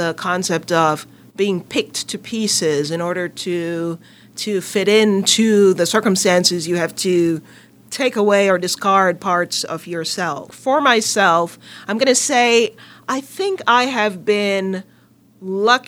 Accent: Jamaica; moved away as an adult; now in United States; I'm Jamaican, grew up in Jamaica, went to university in Jamaica, as we call it, you call it college, before coming to the U.S.

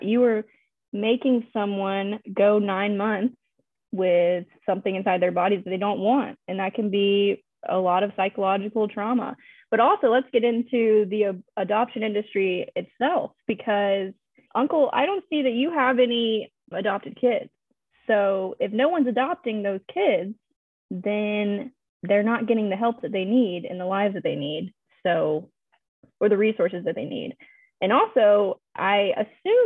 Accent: Louisiana, United States; I am from Louisiana

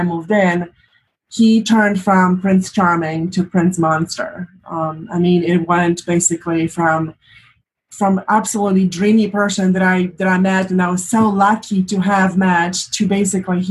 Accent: Poland; moved away as an adult; now in United States; I am from Poland originally, and for the past 20-something years, I've lived in the United States.

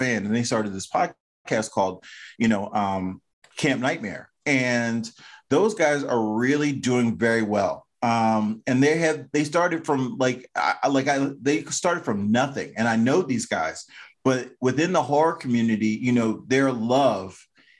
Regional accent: Maryland, United States; I'm from Maryland

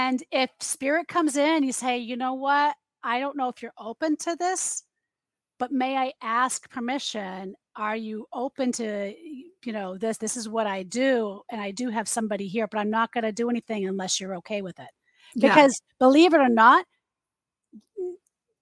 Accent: United States; also born or lived in Massachusetts

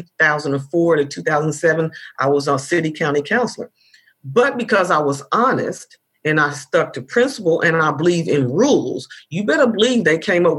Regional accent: Indianapolis, Indiana, United States; I grew up in Indianapolis

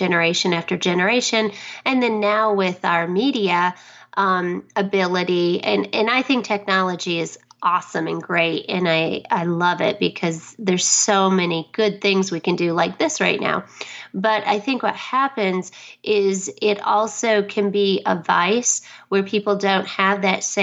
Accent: Detroit, Michigan, United States; now in Dallas, United States; I grew up in actually outside of Detroit

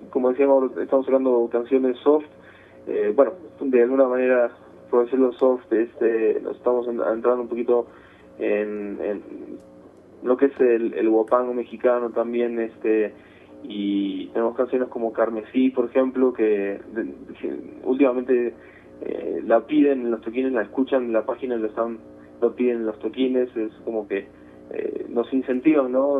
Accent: Buenos Aires, Argentina; moved away; de Buenos Aires, de Buenos Aires, de la, capital federal, bueno, ahora sería Ciudad Autónoma de Buenos Aires

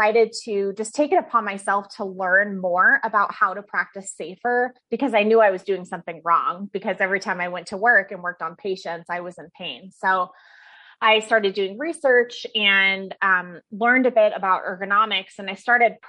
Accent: Fairbanks, Alaska, United States; now in Denver, United States; I'm originally from Alaska. That's where I was born and raised, is Fairbanks, Alaska

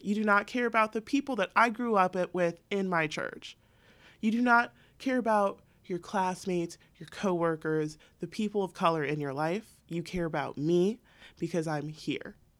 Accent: San Diego, California, United States; I'm an accountant, I'm from San Diego.

